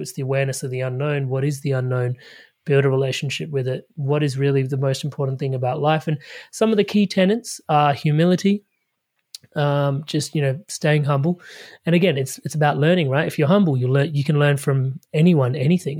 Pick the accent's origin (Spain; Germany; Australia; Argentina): Australia; Adelaide, South Australia; I, I grew up in Adelaide, Australia